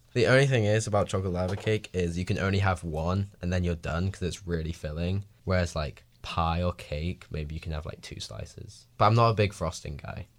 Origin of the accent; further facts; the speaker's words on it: England, United Kingdom; now in Washington, United States; I'm the English.